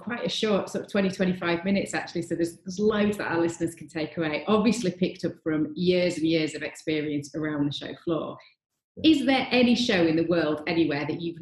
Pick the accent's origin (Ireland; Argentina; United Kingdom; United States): United Kingdom; being very British